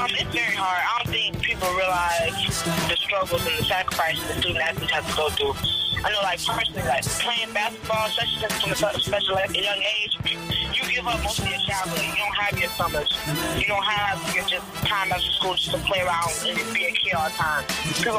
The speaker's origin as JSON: {"language": "English", "town": "Chicago", "region": "Illinois", "country": "United States", "tie": "born or raised there", "moved": "as an adult", "lives_now": "New York City, United States", "said": "Well, I was born on Southside. I grew up"}